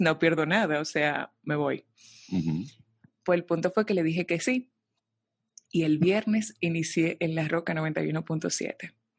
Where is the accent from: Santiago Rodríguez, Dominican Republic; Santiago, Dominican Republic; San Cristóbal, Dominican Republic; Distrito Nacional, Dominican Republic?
Distrito Nacional, Dominican Republic; Santo Domingo; soy dominicana, nací en Santo Domingo